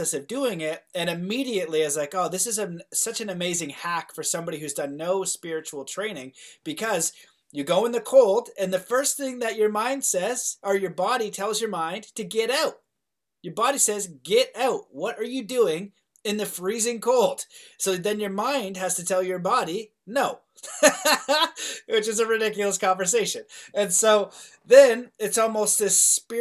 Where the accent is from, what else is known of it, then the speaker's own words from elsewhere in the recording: Canada; I'm Canadian